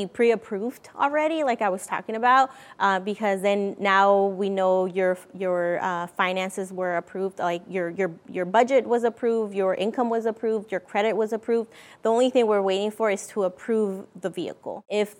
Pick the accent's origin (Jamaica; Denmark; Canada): Canada; Vancouver, British Columbia; because again, I'm from Vancouver. I go and see my dad in California.